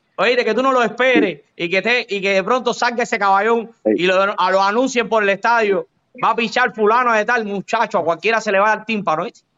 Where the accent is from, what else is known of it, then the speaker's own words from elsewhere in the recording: Cuba; moved away; El cubano